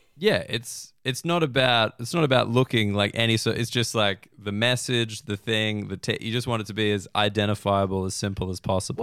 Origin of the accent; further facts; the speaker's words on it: Australia; as an Australian